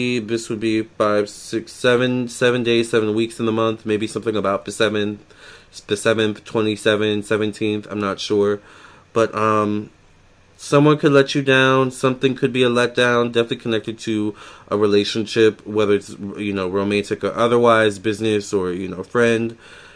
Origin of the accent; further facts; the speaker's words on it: Virginia, United States; I'm from Virginia